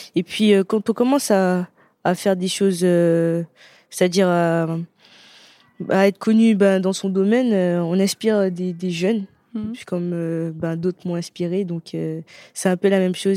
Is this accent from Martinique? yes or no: yes; Martinique; moved away